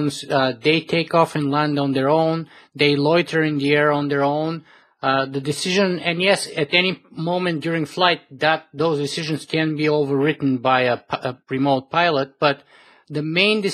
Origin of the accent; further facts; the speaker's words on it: Bulgaria; I was born in Bulgaria